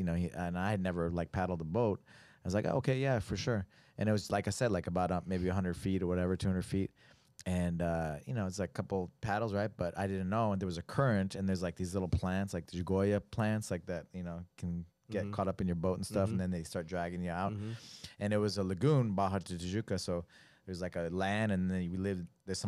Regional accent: New Mexico, United States; I mean, I was from New Mexico. I didn't know how to paddle.

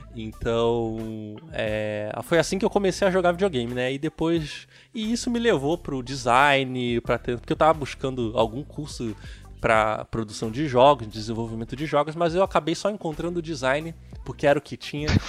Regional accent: Nilópolis, Rio de Janeiro, Brazil; eu sou do Rio de Janeiro, né? Então eu morei, eu morava em Nilópolis

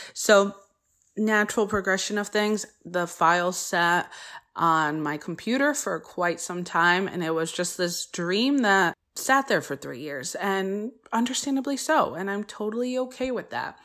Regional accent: Connecticut, United States; first language Polish; English is a second language; also born or lived in Poland (ancestry); I didn't speak English, uh, until I went to preschool, even though I was born here

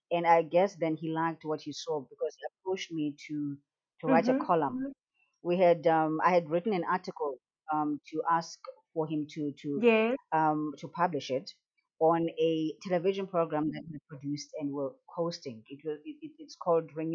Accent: Port Alfred, Eastern Cape, South Africa; also born or lived in Port Elizabeth; grew up in Port Alfred, in the Eastern Cape

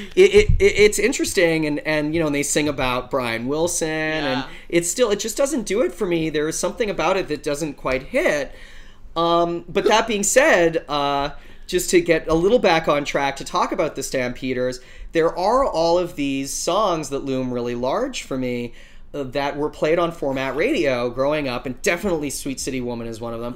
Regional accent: Calgary, Alberta, Canada; moved away; my hometown of Calgary. Uh, I'm originally Canadian. I'm from Western Canada. I'm from Calgary

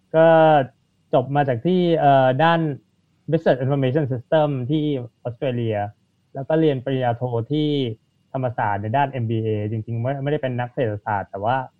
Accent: Thailand; ก็เชื้อชาติอินเดียครับ แต่เกิดที่เมืองไทย

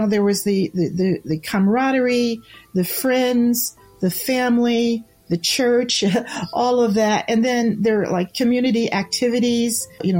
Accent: Beacon, New York, United States; the physical part of growing up in Beacon made us feel united.

